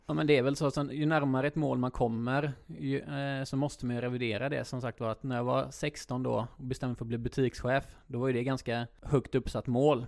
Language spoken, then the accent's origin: Swedish; Gråbo, Västra Götaland, Sweden; now in Lerum, Sweden; Jag kommer från Gråbo